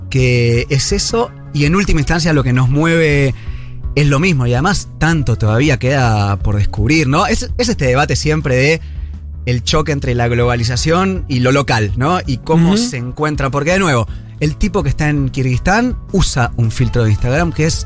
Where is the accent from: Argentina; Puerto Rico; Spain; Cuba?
Argentina; Buenos Aires; Yo soy de Buenos Aires, pero... total.